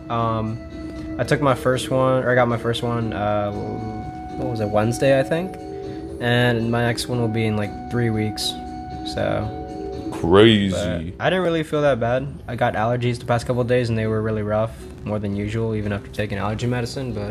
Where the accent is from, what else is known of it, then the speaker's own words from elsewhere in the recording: Philippines; Filipino. I get shit on all the time by my family members